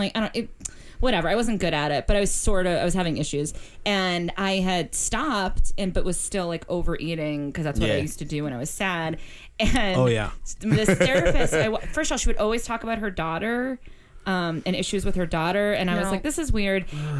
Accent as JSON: {"language": "English", "town": "Boston", "region": "Massachusetts", "country": "United States"}